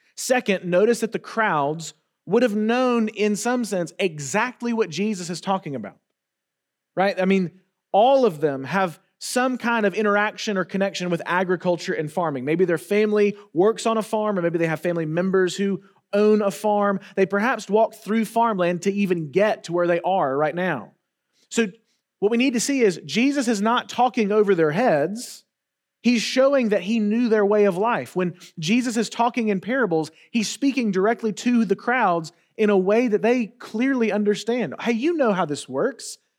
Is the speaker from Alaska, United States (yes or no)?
no; Wetumpka, Alabama, United States; I grew up in Wetumpka, Alabama, which is, um, let's just say very rural